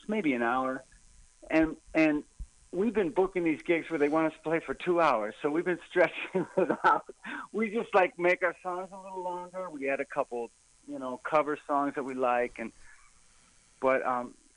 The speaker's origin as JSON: {"language": "English", "town": "Detroit", "region": "Michigan", "country": "United States", "tie": "born or raised there", "moved": "yes", "said": "I grew up in Detroit as a kid"}